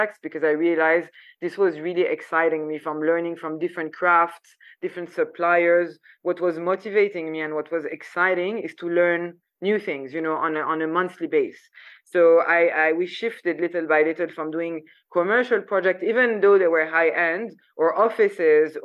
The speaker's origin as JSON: {"language": "English", "town": "Paris", "region": "Île-de-France", "country": "France", "tie": "born or raised there", "also_born_or_lived": "Saudi Arabia", "moved": "as an adult", "said": "just living in Paris, you know, like growing up in France"}